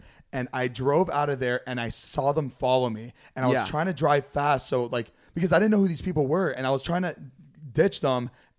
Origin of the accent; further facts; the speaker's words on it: Florida, United States; moved away; we're from Florida, too.